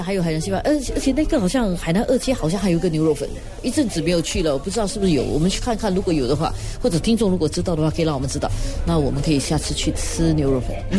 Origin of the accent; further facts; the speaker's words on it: Singapore; 我小时候在小波长大